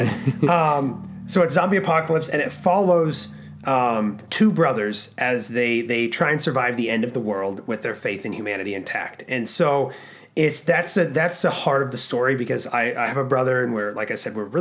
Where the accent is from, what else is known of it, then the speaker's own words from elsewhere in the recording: Alaska, United States; We were born and raised in Alaska.